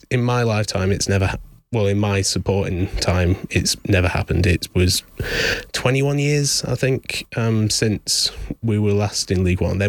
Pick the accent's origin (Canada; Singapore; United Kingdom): United Kingdom; Lincoln, East Midlands; I was born in Lincoln. Didn't actually end up living there. Lived in, you know, a village about 40 minutes away, but it's always been the closest place.